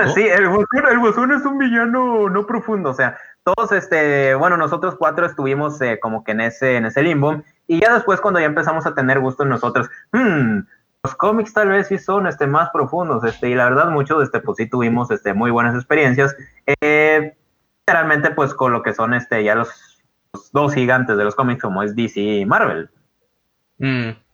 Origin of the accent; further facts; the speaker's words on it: Guadalupe, Nuevo León, Mexico; no soy de Monterrey, soy de Guadalupe